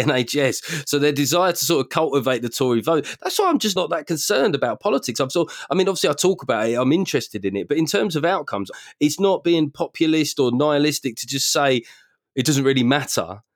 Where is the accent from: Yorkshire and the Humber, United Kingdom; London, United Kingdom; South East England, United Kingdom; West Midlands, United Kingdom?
London, United Kingdom; growing up in South London